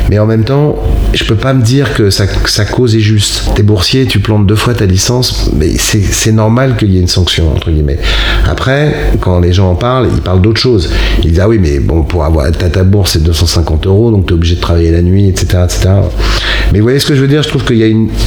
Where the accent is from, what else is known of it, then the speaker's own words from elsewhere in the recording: Rennes, Brittany, France; Moi, je viens de province. Et, vous le sentez pas Si. Vous venez d'où De Rennes.